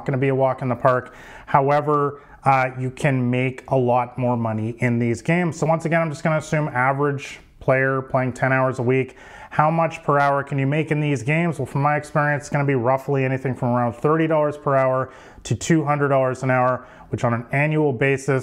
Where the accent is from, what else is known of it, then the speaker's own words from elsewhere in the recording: Vancouver, British Columbia, Canada; I'm from Vancouver, Canada